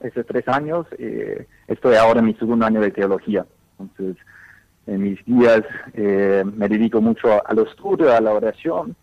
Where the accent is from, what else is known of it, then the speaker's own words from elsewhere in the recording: Dallas, Texas, United States; Spanish is a second language; moved away as an adult; also born or lived in Latin America; now in Rome, Italy; yo originalmente nací en Dallas, en los Estados Unidos